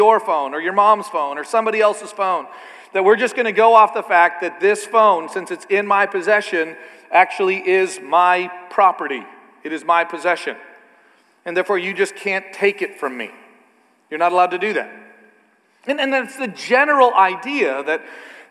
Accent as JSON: {"language": "English", "country": "Canada", "said": "I'm a Canadian"}